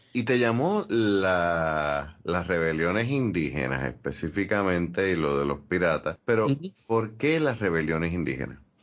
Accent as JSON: {"language": "Spanish", "country": "Puerto Rico"}